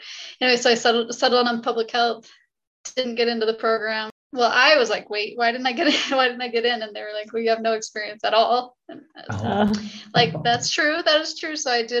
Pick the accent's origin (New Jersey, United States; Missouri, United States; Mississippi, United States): Missouri, United States; St. Louis; also born or lived in Kentucky / Logan, Utah / Sandy, Utah; And so I'm from St. Louis. I graduated from high school in St. Louis, but I grew up in Kentucky, Logan, Utah, Sandy, Utah, but home, I consider home to be St. Louis.